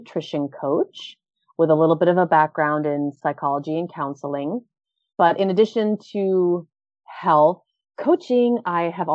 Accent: Orlando, Florida, United States; moved away as an adult; also born or lived in New York / Thailand / Japan; I've spent the last 15 years in New York, Thailand, and Japan. And I'm now back in my hometown of Orlando.

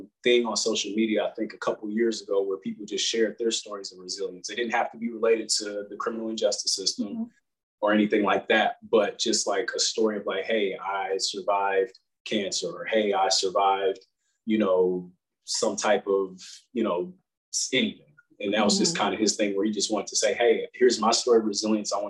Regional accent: Kansas City, Kansas, United States; moved away as an adult; now in Georgia, United States; I'm originally from Kansas City

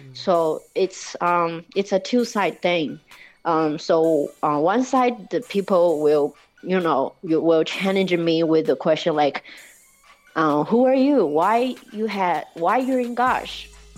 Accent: Chongqing, China; In Chongqing, yeah.

